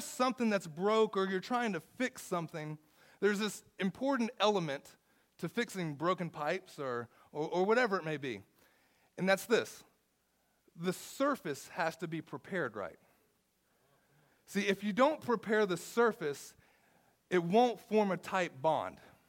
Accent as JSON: {"language": "English", "region": "the South", "country": "United States", "said": "I'm from the South"}